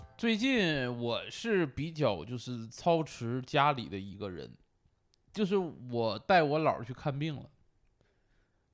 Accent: Northeast China, China; 我东北人

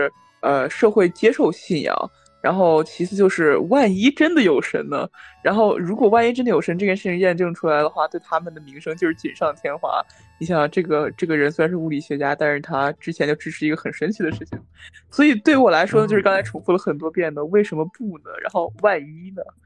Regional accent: Henan, China; 这个时候我就要借机哈宣传一下我老家的名寺香山寺。

